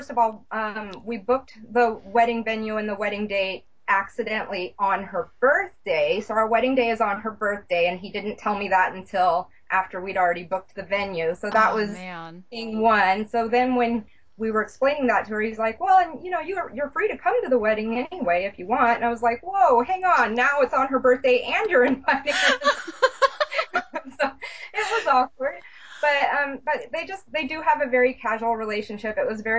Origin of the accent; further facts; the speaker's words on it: Atlanta, Georgia, United States; born there; now in Bellevue, United States; I lived in Atlanta. I was born in Atlanta. I've kind of been all over the place.